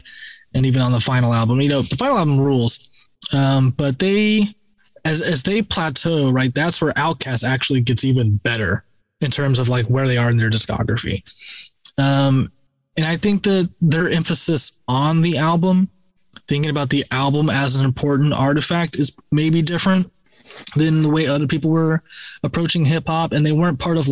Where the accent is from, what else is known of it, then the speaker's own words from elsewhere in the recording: Florida, United States; we're from Florida